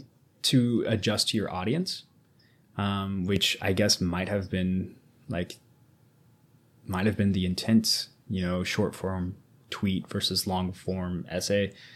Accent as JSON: {"language": "English", "country": "United States", "said": "I'm an American"}